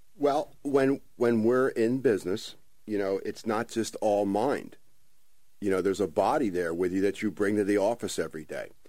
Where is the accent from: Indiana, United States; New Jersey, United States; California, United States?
New Jersey, United States; Ventnor City; born and raised in Ventnor